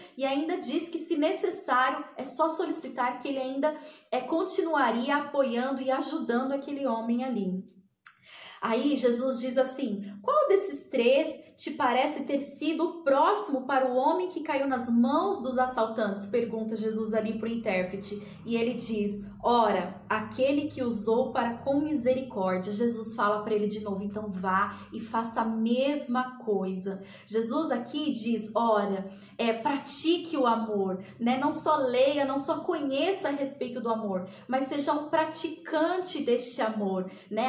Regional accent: Ribeirão Preto, São Paulo, Brazil; eu sou aqui de Ribeirão Preto, no interior de São Paulo

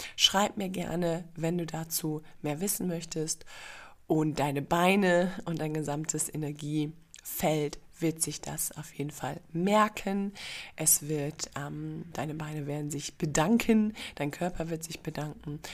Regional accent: Germany; moved away as an adult; also born or lived in Singapore; als Deutsche geboren worden zu sein

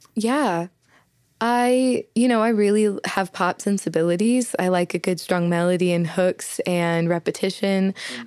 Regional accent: Southeastern Oklahoma, United States; accent: heavy accent; I'm a girl from Southeastern Oklahoma with a heavy accent

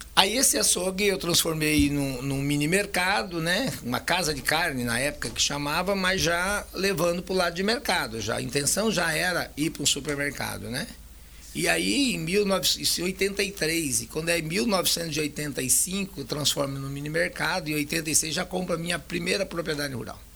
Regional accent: Itambé, Paraná, Brazil; also born or lived in Maringá, Paraná; now in Costa Rica, Brazil; Eu sou nascido em Itambé, Paraná.

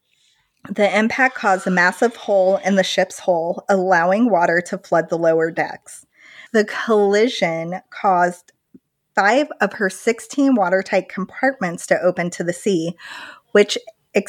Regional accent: Midwest, United States; I'm from the Midwest.

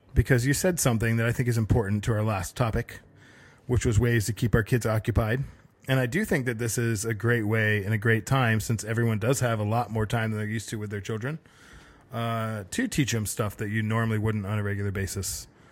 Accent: Connecticut, United States; I always found razor clam shells growing up in Connecticut on the coast

